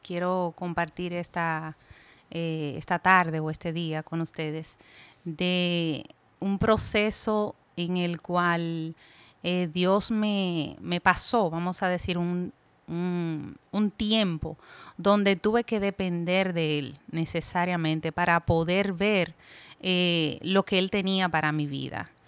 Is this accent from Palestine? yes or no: no; Puerto Plata, Dominican Republic; moved away as an adult; now in Santiago, Dominican Republic; soy nativa de Puerto Plata, pero resido aquí en Santiago hace cinco años